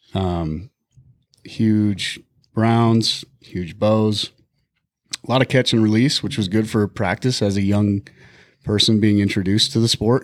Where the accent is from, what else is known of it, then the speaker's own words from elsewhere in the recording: Bighorn Mountains, Wyoming, United States; now in Montana, United States; I grew up in the Bighorn Mountains